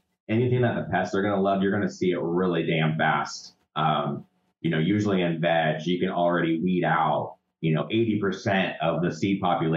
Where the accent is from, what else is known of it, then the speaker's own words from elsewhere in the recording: California, United States; also born or lived in Willamette Valley, Oregon / Hawaii; now in Eugene, United States; I grew up in California, and then I did 8 seasons in Oregon